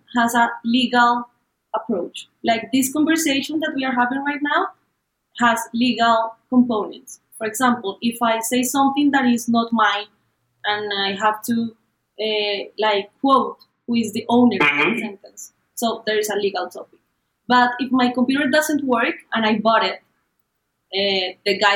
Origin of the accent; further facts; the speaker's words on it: Colombia; I'm from Colombia